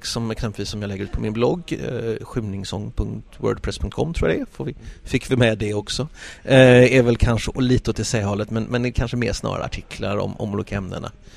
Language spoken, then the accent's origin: Swedish; Gothenburg, Västra Götaland, Sweden; jag är göteborgare, eh, av födsel och, eh, vana